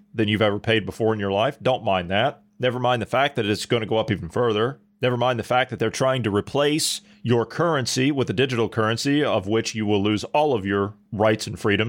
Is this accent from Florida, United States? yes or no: no; Ohio, United States; my home state of Ohio